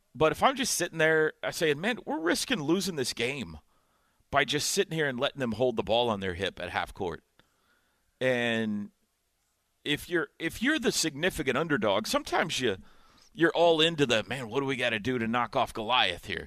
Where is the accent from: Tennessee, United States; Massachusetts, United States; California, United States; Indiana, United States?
Indiana, United States; moved away; growing up in Indiana